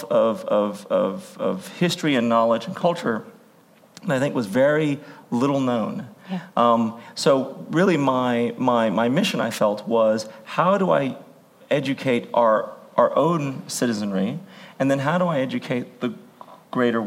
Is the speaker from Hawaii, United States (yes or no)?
yes; Hawaii, United States; moved away; I'm originally from Hawaii